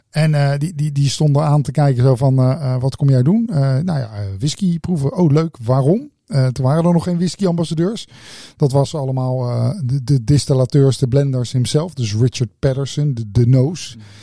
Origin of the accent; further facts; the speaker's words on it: Netherlands; Ja, ik kom uit Nederland.